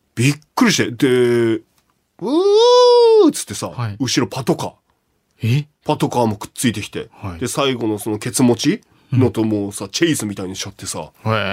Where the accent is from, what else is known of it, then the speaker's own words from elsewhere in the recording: Kashiwa, Chiba, Japan; 自分の地元。おあちょうど柏